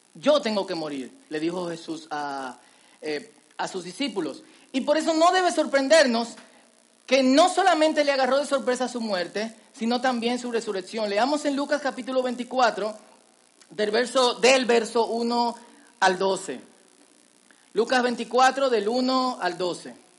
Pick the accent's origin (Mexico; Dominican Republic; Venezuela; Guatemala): Dominican Republic; En dominicano decimos vainita